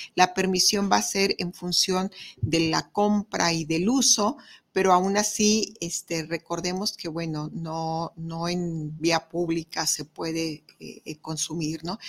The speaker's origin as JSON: {"language": "Spanish", "country": "Mexico"}